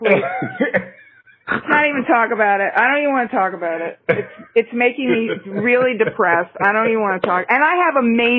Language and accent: English; New York, United States; As a New Yorker